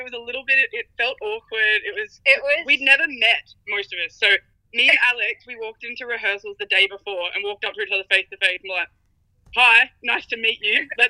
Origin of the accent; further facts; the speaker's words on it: New South Wales, Australia; And I'm a fake fan, and I totally didn't go, because I'm from New South Wales, and I thought they were trying to trick me to harvest my organs, so no.